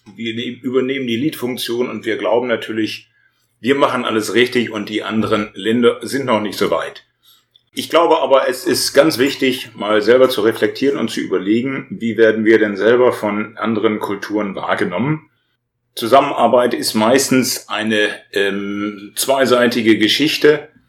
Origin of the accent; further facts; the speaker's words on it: Germany; ich als Deutscher